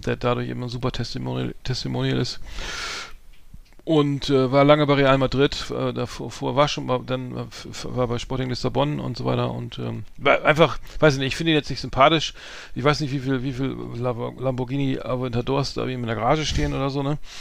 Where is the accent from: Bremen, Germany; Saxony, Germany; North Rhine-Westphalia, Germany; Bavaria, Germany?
Bremen, Germany; ich als Bremer